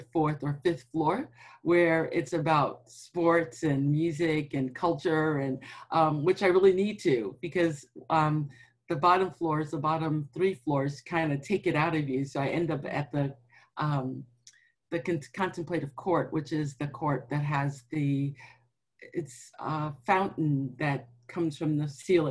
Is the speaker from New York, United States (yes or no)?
yes; New York, United States; now in Washington, D.C., United States; I'm from New York